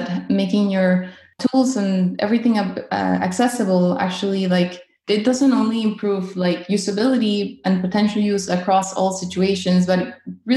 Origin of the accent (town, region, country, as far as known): Caracas, Capital District, Venezuela; now in North Carolina, United States